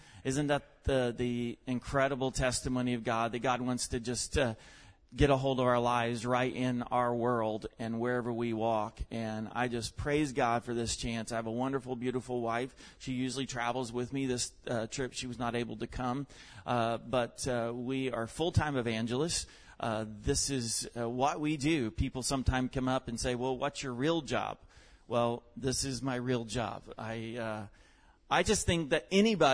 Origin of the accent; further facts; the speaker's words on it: Western Oklahoma, United States; moved away; I was born and raised in Western Oklahoma